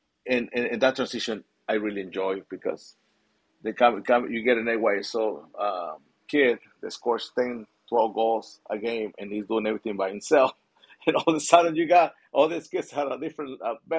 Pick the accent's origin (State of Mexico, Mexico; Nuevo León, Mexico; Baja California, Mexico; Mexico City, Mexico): Mexico City, Mexico; now in Southern California, United States; I came from Mexico City.